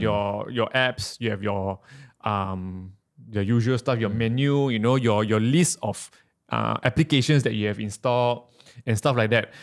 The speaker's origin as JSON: {"language": "English", "country": "Malaysia", "said": "I'm, I'm from Malaysia"}